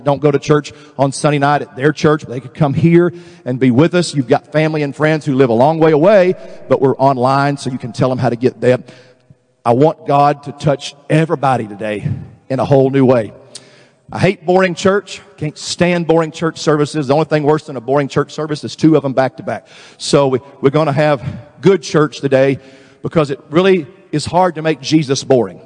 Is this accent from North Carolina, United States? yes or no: no; Texas, United States; I'm from Texas, and for us Southern people